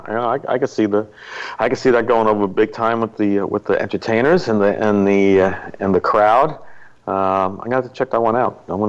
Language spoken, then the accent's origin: English; Long Island, New York, United States; my hometown in Long Island